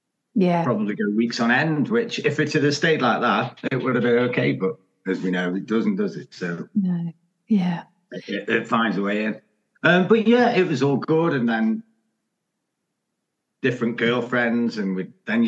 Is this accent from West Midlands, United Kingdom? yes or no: yes; Stoke-on-Trent, West Midlands, United Kingdom; I'm from Stoke